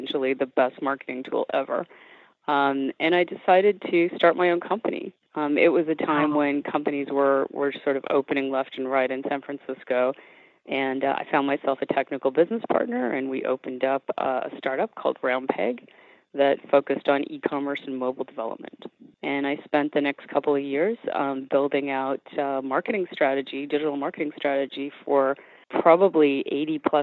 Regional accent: Canada; moved away; I'm originally from Canada, and in Canada, I went to fashion school

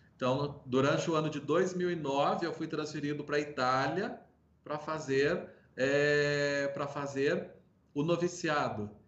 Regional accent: Toledo, Minas Gerais, Brazil; Sou mineiro, natural da cidade de Toledo, ali no sul de Minas Gerais

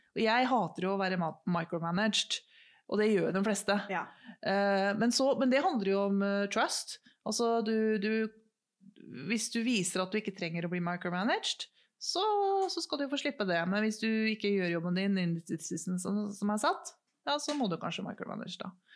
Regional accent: Norway; vi er to stykker fra Norge

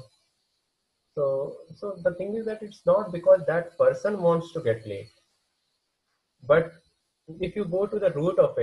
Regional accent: India; first language Hindi; English is a second language; I as an Indian

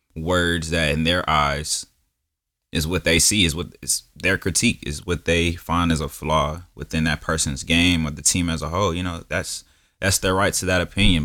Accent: Milwaukee, Wisconsin, United States; I was born in Milwaukee

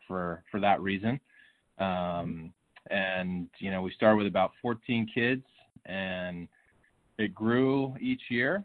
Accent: Bay Area, California, United States; also born or lived in Tacoma, Washington; I was born in Tacoma, Washington, and moved to the Bay Area in California when I was about 5 and a half

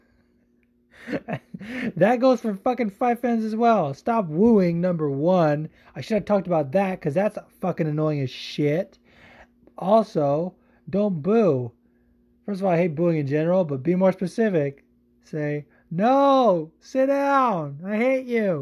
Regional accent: California, United States; I'm from California

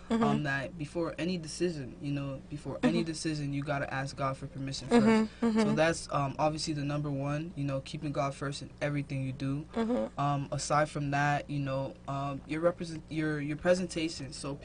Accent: Palm Beach, Florida, United States; also born or lived in Haiti; I was raised here.

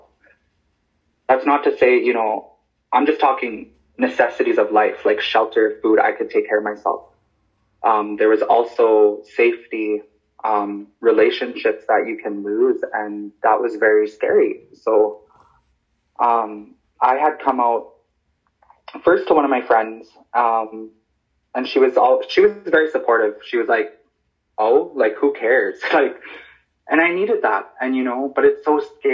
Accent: Stanley Mission, Saskatchewan, Canada; also born or lived in Yellowknife, Northwest Territories; now in La Ronge, Canada; I live in LaRonge. I grew up in Stanley Mission, otherwise known as Amechuispimowin. I was born in Yellowknife.

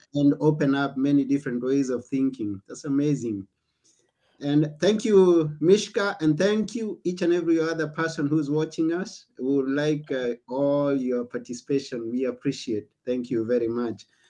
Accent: Kenya; now in Greece; I come from Kenya

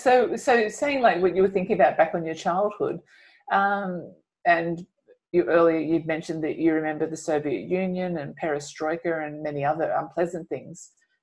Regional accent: Australia; for Australians particularly, like we don't really know a lot about what that would actually feel like.

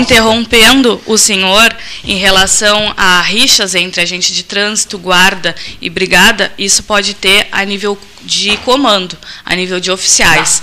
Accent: Pelotas, Rio Grande do Sul, Brazil; mas morei a vida inteira no Areal

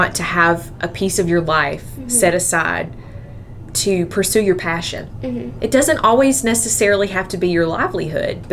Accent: Central Georgia, United States; also born or lived in Nashville; I grew up in the Central Georgia area. I graduated from Dodge County High School in 2004

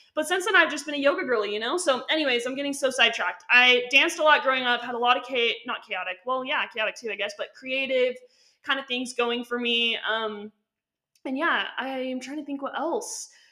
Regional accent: Utah, United States; I was born and raised in Utah

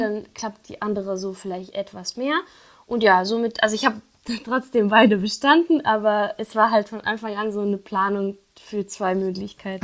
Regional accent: Syria; German is a second language; moved away as an adult; now in Kassel, Germany; ich komme ja ursprünglich aus Syrien und äh, wegen mhm. des Kriegs müssten wir dann halt fliehen

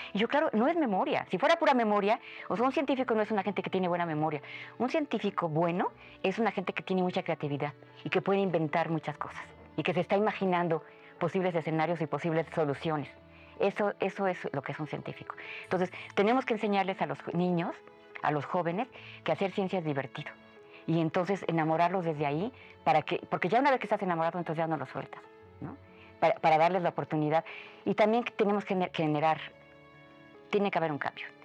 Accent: Mexico; somos muchos menos en México

